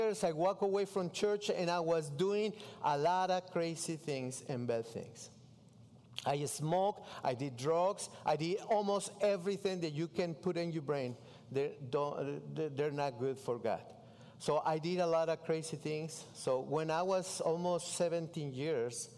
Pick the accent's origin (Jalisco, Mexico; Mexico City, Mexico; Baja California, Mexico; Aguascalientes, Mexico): Mexico City, Mexico; English is a second language; moved away as an adult; I grew up in Mexico City